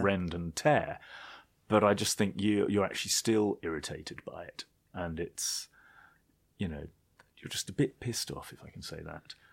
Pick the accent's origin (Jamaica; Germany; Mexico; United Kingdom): United Kingdom; being British